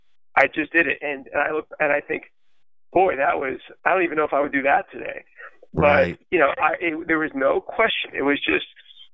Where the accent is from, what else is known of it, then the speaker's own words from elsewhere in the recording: Pittsburgh, Pennsylvania, United States; moved away as an adult; now in Los Angeles, United States; growing up in Pittsburgh